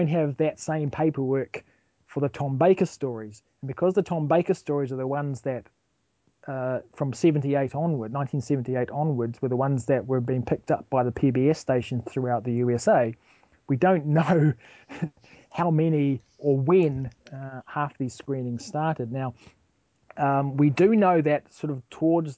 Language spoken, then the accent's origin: English; New Zealand; being a New Zealander